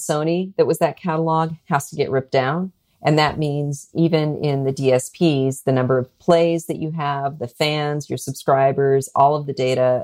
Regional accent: United States; as an American

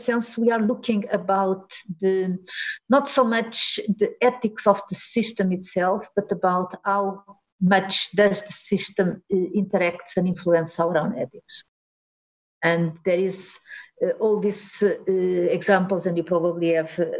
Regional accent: Portugal; moved away as an adult; also born or lived in Delft; I'm born and raised in Portugal

